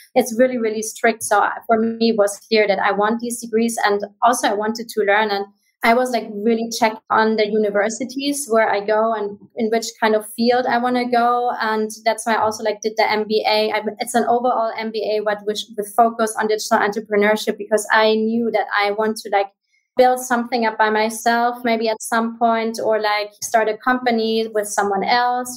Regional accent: Munich area, Bavaria, Germany; English is a second language; moved away as an adult; also born or lived in Malta / Bahamas; I'm originally from Germany. I um, I grew up in the area around um, Munich

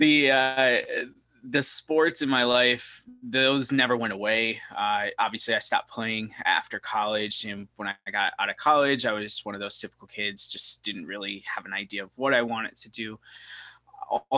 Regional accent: Syracuse, New York, United States; moved away as an adult; also born or lived in Scranton, Pennsylvania; now in Charlotte, United States; I grew up in the Northeast, Scranton, Pennsylvania, Syracuse, New York

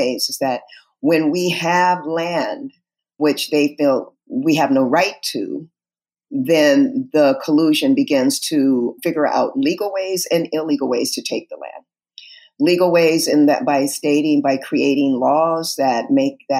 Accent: Southern California, United States; I'm from Southern California, raised in a very loving family

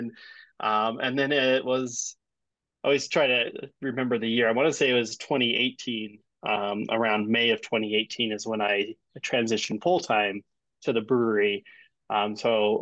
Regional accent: Wyoming, United States; now in Colorado, United States; I'm originally from Wyoming, so not too far

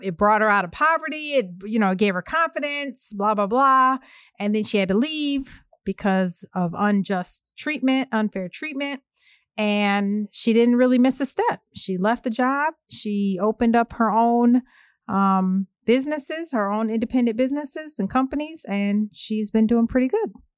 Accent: Evanston, Illinois, United States; in my hometown of Evanston

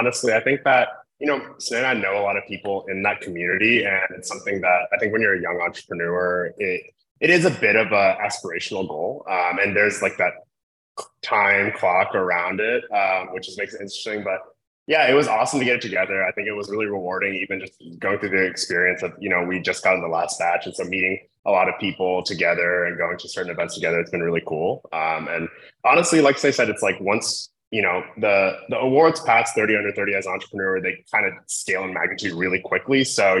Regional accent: Columbus, Ohio, United States; I went to Ohio State because I grew up in the Midwest. I grew up in Columbus.

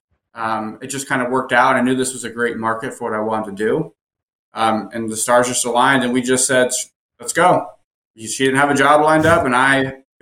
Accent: Fort Myers, Florida, United States; also born or lived in Vermont; now in Charlotte, United States; It's Fort Myers, Cape Coral. So it's about 2 hours south of Tampa. So it's Southwest Florida

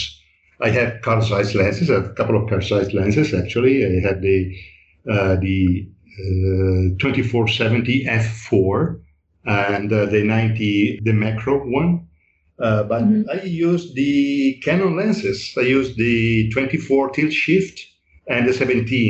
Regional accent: Italy; moved away as an adult; Then went back to live to Italy for, say, 12 years, so from the 90s, 96 to 2008. And while I was in Italy, I had running two studios. First, I opened, say, a small photography shop of photography in my hometown.

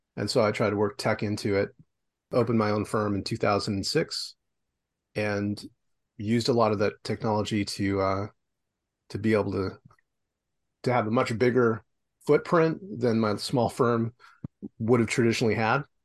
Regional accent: Los Angeles, California, United States; moved away as an adult; now in Vancouver, Canada; I'm originally from Los Angeles. I live in Vancouver now

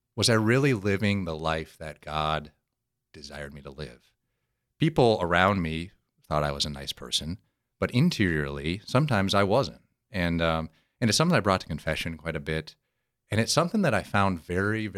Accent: South Dakota, United States; I was born and raised in South Dakota

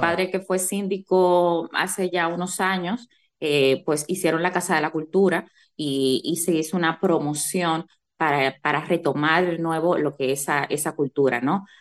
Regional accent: Bajos de Haina, San Cristóbal, Dominican Republic; now in Madrid, Spain; Yo soy jainera de pura cepa, orgullosamente

